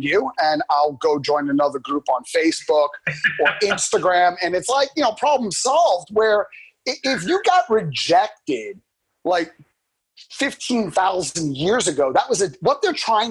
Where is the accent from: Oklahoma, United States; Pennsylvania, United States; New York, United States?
New York, United States; I'm from New York, Boston.